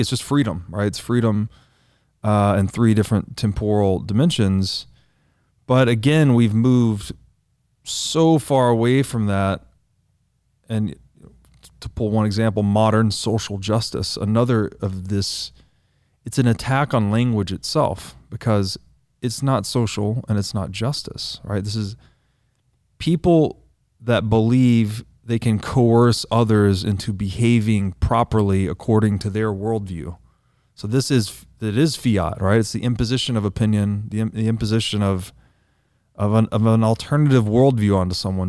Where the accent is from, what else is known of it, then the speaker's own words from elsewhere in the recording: the South, United States; I grew up Christian in the South